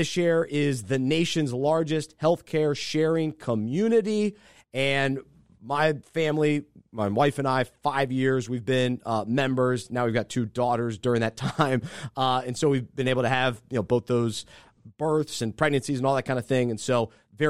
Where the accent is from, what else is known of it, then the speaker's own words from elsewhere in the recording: the South, United States; I'm from the South. And so that's what I grew up